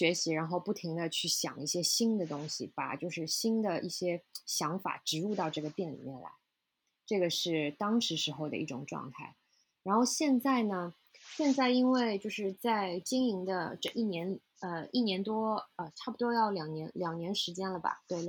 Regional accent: China; now in New York, United States; 因为我是中国人嘛。所以就是，其实我们中国是有很多很多又好又便宜的渠道的。

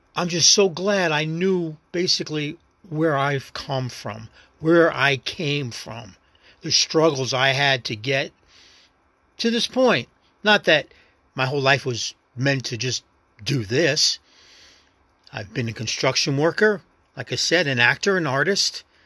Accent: Las Vegas, Nevada, United States; accent: New York; moved away as an adult; also born or lived in New York; now in Virginia, United States; Raised in Vegas, man. My hometown, and I miss it dearly

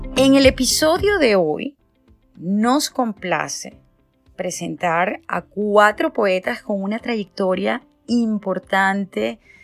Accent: Venezuela; now in San Francisco, United States; soy una actriz venezolana eh, residenciada aquí en el este de San Francisco, en California, mm, desde hace un poquito más de 20 años

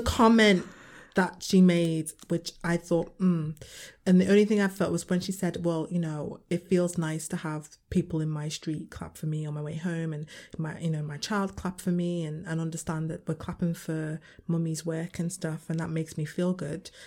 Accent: Liverpool, North West England, United Kingdom; I'm coming from, I'm from Liverpool

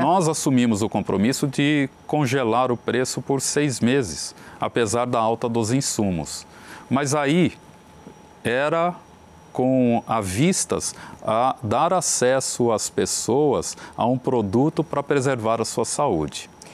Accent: Brazil; como brasileiros

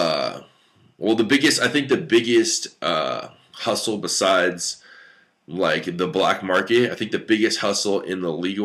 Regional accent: United States; I'm an American

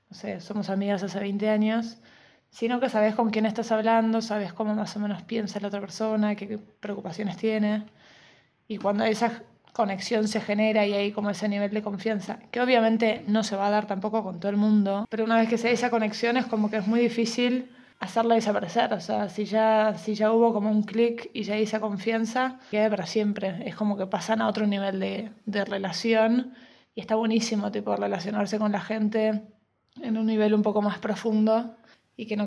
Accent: Argentina; moved away; cuando llegué acá pasé de Argentina, que era moneda corriente, ir a terapia, o sea, toda la familia entera, a que acá sea un tabú.

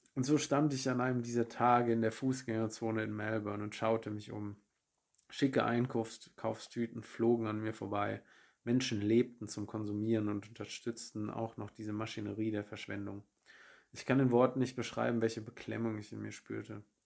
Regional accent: Germany; moved away as an adult; also born or lived in Munich; von München in meine Heimat in der Nähe von Frankfurt

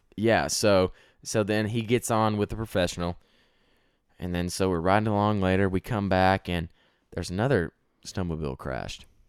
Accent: Texas, United States; I'm from Texas

